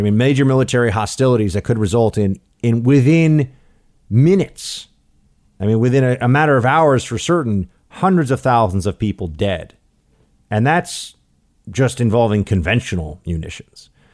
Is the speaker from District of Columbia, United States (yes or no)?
no; New York City, New York, United States; moved away; my hometown, New York City